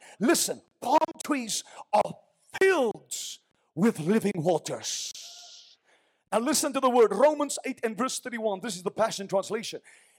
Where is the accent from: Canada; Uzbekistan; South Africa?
South Africa; We're from South Africa. We don't know these things.